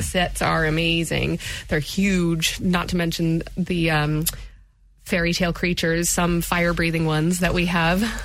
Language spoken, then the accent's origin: English; United States; moved away as an adult; now in Limerick, Ireland; I hail from America, and I moved over, and this was the first thing I did when I moved to Limerick